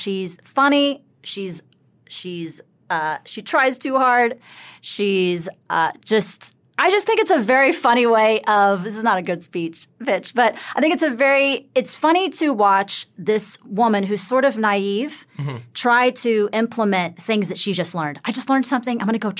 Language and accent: English; the South, United States; Yeah, I'm from the South.